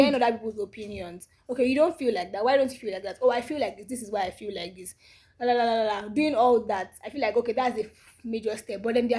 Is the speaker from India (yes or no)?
no; Nigeria; not because I'm African, not because I'm Nigerian.